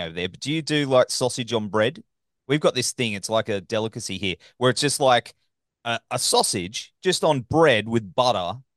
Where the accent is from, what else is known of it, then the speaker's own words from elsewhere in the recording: Labrador, Queensland, Australia; I grew up in Labrador.